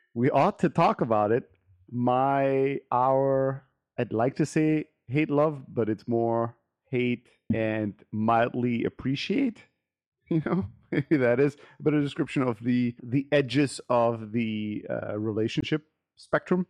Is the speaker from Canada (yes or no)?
no; Germany; moved away; I grew up in Germany as an immigrant kid in an immigrant factory worker family